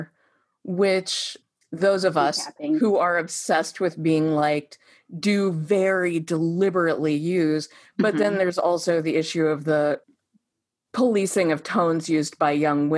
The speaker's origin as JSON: {"language": "English", "region": "Midwest", "country": "United States", "said": "as a Midwesterner"}